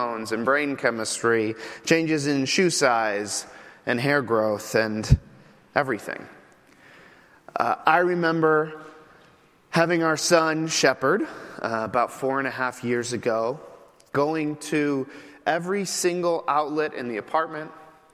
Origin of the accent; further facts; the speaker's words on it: Midwest, United States; moved away as an adult; also born or lived in New York City; now in Chicago, United States; I am from the Midwest